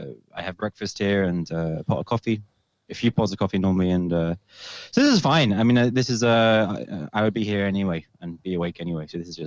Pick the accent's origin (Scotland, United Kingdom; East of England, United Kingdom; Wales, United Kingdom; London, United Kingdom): London, United Kingdom; now in Copenhagen, Denmark; I am a Londoner. I am born and raised in London.